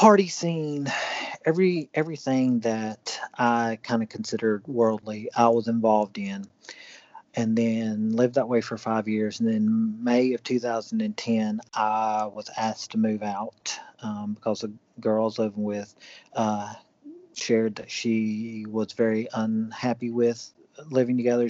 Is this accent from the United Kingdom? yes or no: no; Cleveland, Tennessee, United States; also born or lived in Atlanta, Georgia / Brussels, Belgium / Paris, France / Uruguay; I'm from Cleveland, Tennessee.